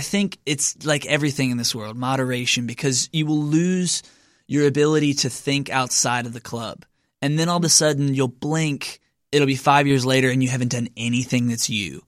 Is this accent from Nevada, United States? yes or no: no; Lebanon, Kentucky, United States; now in Nashville, United States; I'm from Kentucky originally